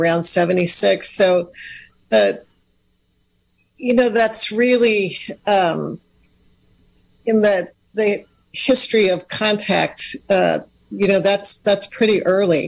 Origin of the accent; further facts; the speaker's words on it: Sonoma County, California, United States; also born or lived in Ukiah, California; I'm actually from Sonoma County, so Dry Creek Pomo and Coast Miwok